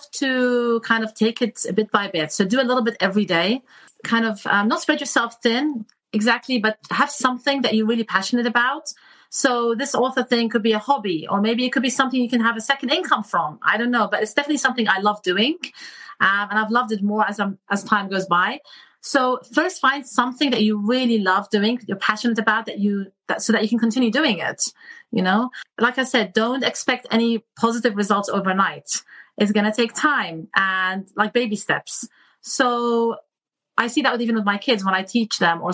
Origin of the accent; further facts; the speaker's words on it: England, United Kingdom; moved away as an adult; also born or lived in Iraq / Michigan, United States; now in California, United States; Me and my family immigrated to the United Kingdom when I was 8. And so I grew up there, went to school there, went to medical school there.